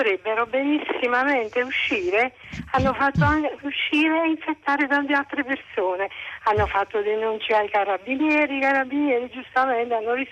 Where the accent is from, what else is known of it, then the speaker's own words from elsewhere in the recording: Brescia, Lombardy, Italy; perché io vengo da Brescia e ho visto che lì le cose, diciamo